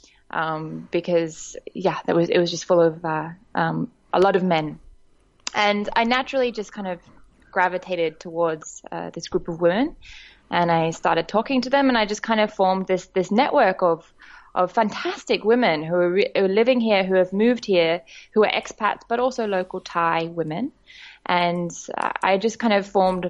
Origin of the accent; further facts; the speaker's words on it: Sydney, New South Wales, Australia; moved away as an adult; now in Bangkok, Thailand; I'm originally Australian. I was born and grew up in Sydney, Australia, and I've been living in Bangkok, Thailand now for about 4 years.